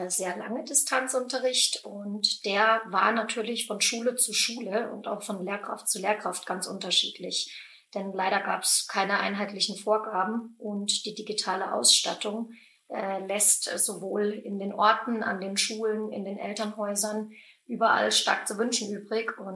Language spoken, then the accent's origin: German; Baden-Württemberg, Germany; Also, ich bin 31 Jahre alt, komme ursprünglich aus der Nähe von Freiburg